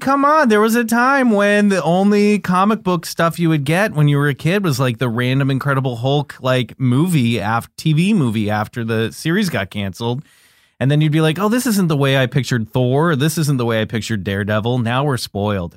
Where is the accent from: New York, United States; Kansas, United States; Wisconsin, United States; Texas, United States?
Kansas, United States; Olathe; I grew up in Kansas City. I I, Kansas.